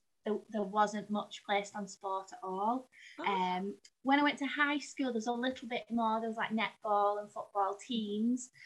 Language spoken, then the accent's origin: English; Burnley, North West England, United Kingdom; now in Wigan, United Kingdom; I grew up in a very, very small town called Burnley